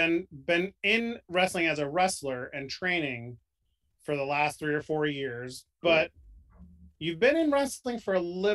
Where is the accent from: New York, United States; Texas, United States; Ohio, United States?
New York, United States; I grew up in New York, so I was like smack dab in the middle of WWF, WWE area.